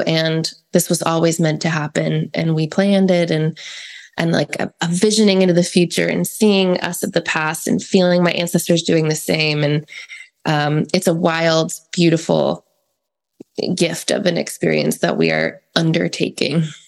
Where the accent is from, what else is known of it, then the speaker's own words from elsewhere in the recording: East Coast, United States; now in California, United States; I'm from the East Coast